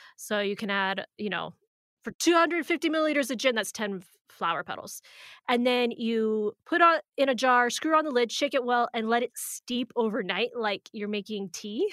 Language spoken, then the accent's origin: English; Arizona, United States; we're from Arizona